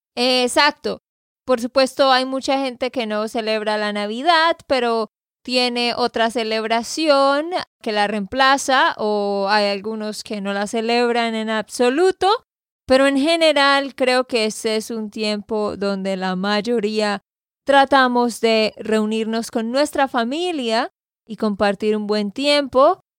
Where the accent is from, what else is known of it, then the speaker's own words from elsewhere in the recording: Santander, Colombia; de Santander, Colombia